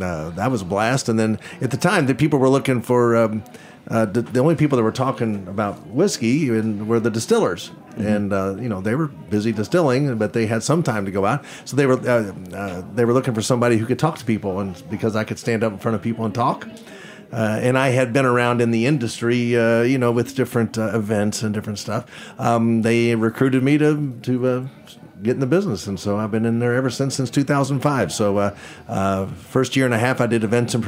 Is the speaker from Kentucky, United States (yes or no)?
yes; Kentucky, United States; I'm from Kentucky. We make good Kentucky whiskey, and we're also known for Kentucky music.